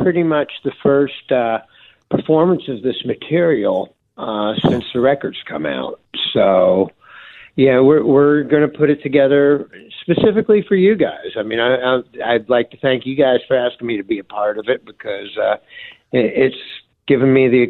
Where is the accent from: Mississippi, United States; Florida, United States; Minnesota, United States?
Florida, United States; growing up in Florida